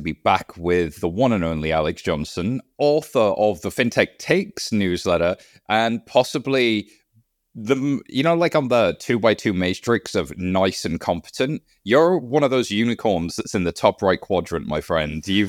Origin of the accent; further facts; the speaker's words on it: United Kingdom; I'm British.